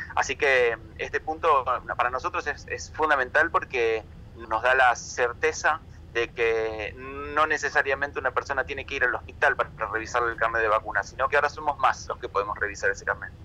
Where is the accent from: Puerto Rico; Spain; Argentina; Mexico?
Argentina; nos la debíamos todos como argentinos